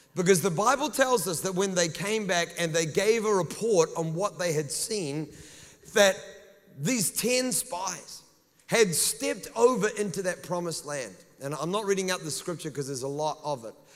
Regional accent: New Zealand; accent: New Zealand; they just think it's my New Zealand accent

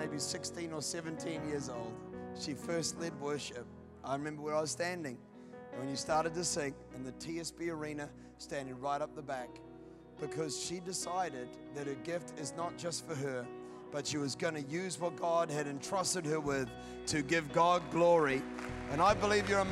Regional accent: Scotland, United Kingdom; I'm Scottish

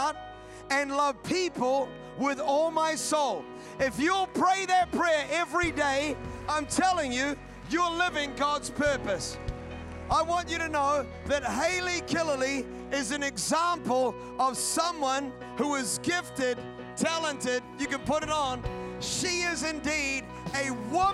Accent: Scotland, United Kingdom; I'm Scottish

